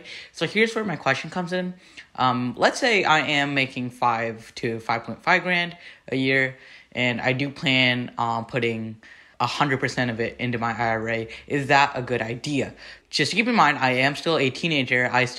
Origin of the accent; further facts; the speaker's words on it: Tracy, California, United States; I'm from Tracy, California, a small city, super small. It's basically about train station.